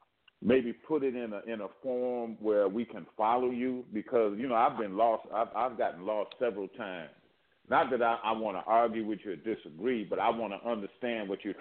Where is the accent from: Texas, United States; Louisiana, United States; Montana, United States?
Louisiana, United States; I'm from Louisiana too